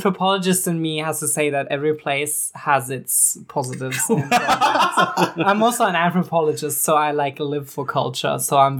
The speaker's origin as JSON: {"language": "English", "region": "Berlin", "country": "Germany", "tie": "born or raised there", "also_born_or_lived": "Perth, Australia", "moved": "as an adult", "lives_now": "Canberra, Australia", "said": "I grew up in Berlin"}